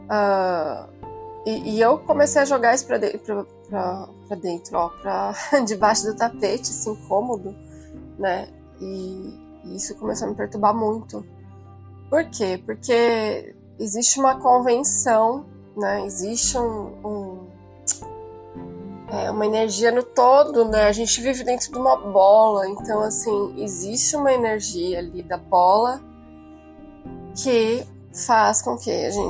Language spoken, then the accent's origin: Portuguese; São Paulo, Brazil; Eu vim de São Paulo e, e tô no interior num, num, num conceito assim completamente diferente.